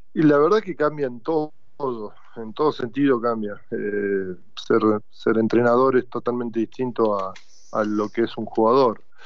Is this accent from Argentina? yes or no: yes; Argentina; como argentino